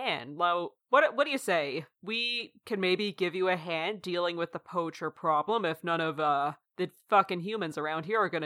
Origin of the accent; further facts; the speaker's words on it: Canada; I'm Canadian